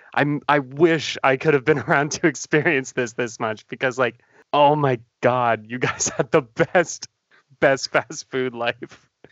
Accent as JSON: {"language": "English", "country": "Canada", "said": "being a Canadian"}